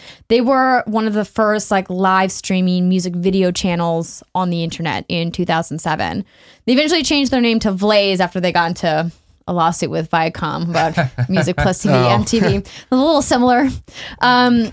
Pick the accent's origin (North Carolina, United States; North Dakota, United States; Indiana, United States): North Dakota, United States; Fargo; moved away; So I come from Fargo, North Dakota. That's where I'm from originally.